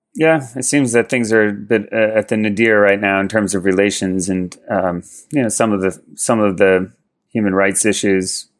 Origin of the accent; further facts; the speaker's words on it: Maplewood, New Jersey, United States; moved away as an adult; also born or lived in Berkeley, California; I grew up in Jersey mostly.